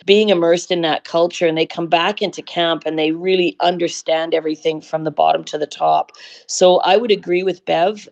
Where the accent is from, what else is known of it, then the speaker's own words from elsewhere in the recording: Vancouver, British Columbia, Canada; So it was really, really a fabulous childhood. And it was a wonderful time to grow up in Vancouver